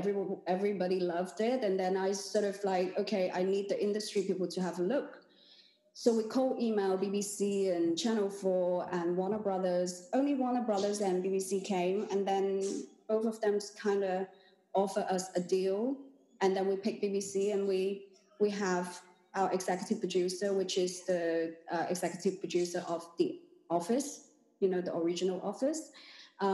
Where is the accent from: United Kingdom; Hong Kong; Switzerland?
Hong Kong; also born or lived in China; I was born in China and then migrated to Hong Kong with my parents when I was very little